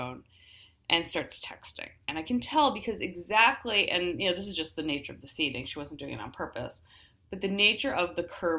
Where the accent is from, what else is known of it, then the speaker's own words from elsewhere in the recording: United States; I was raised female in the United States